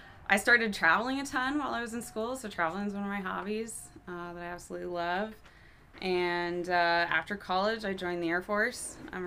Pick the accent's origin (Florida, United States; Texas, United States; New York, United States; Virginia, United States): Florida, United States; Melbourne; moved away; I am from Melbourne. Kind of a small town, east coast of Florida. So I grew up on the beach.